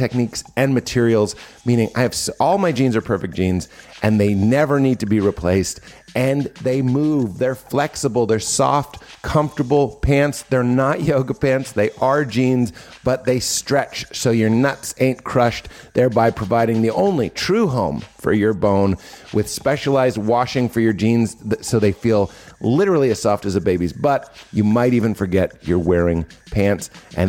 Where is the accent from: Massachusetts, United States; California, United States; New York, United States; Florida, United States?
Massachusetts, United States; Lexington; moved away; also born or lived in Boston; Well, I'm born in Boston, but I'm from Lexington.